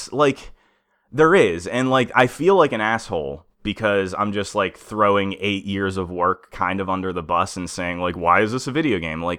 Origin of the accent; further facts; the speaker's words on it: Pennsylvania, United States; we grew up in Western Pennsylvania, right on the edge of what you would consider Midwest.